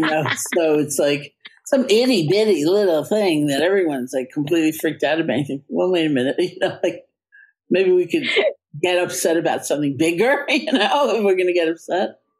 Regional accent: New York, United States; I am a New Yorker

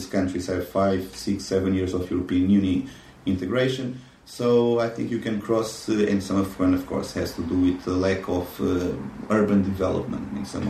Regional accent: Lisbon, Portugal; now in Budapest, Hungary; I'm from Lisbon.

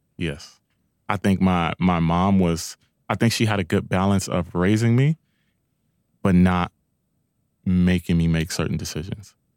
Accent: Long Beach, California, United States; I'm from Long Beach

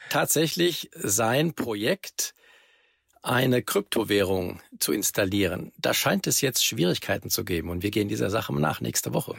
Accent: Germany; bei uns in Deutschland

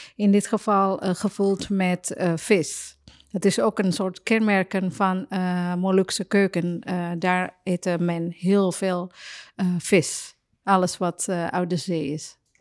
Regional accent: Surabaya, East Java, Indonesia; Dutch is a second language; moved away as an adult; now in Netherlands; uit Surabaya, waar ik vandaan kom

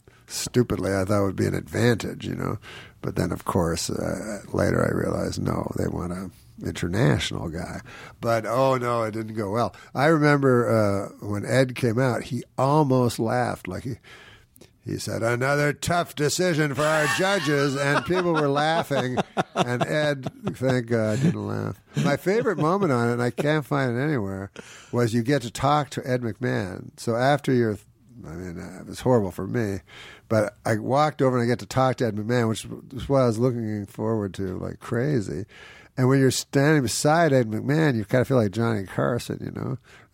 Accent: Quebec City, Quebec, Canada

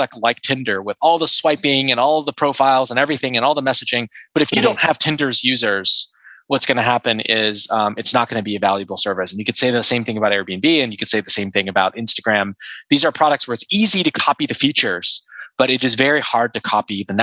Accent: Seattle, Washington, United States; moved away as an adult; now in Silicon Valley, United States; I grew up in Seattle and I moved to Silicon Valley in 2007

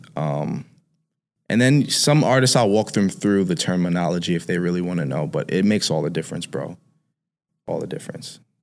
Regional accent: New York City, New York, United States; I grew up in Harlem

